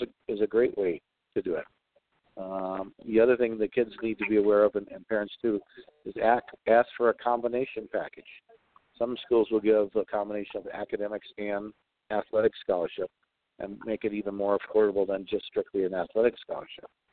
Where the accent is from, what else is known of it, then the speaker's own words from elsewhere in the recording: Chicago, Illinois, United States; When I grew up in Chicago